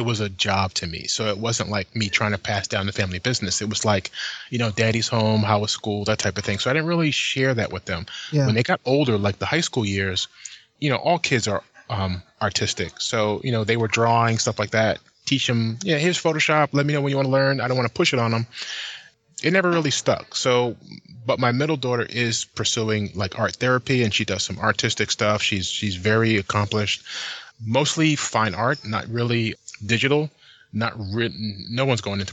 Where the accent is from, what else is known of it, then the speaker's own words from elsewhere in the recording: New Jersey, United States; moved away as an adult; also born or lived in Philadelphia, Pennsylvania; now in Bay Area, California, United States; I grew up in New Jersey